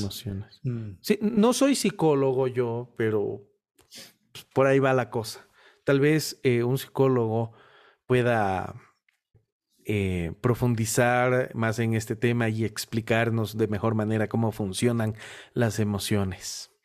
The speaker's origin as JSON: {"language": "Spanish", "town": "Guayaquil", "region": "Guayas", "country": "Ecuador", "moved": "yes", "lives_now": "Cuenca, Ecuador", "said": "Yo soy de Guayaquil. Vivo en una ciudad llamada Cuenca"}